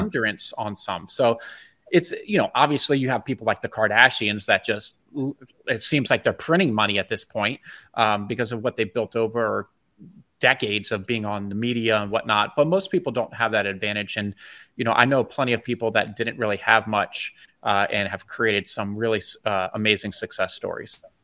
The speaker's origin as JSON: {"language": "English", "town": "Bethesda", "region": "Maryland", "country": "United States", "tie": "born or raised there", "moved": "as an adult", "said": "I grew up in Bethesda, Maryland, um, and I lived there till I was twenty-one"}